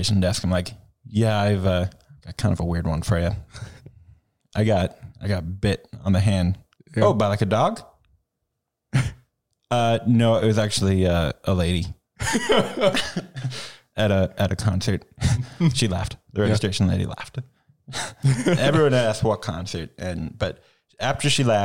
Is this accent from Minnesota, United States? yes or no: yes; Minnesota, United States; now in Madison, United States; I'm from Minnesota. My sisters are from Minnesota, so, like, we're staying with my parents there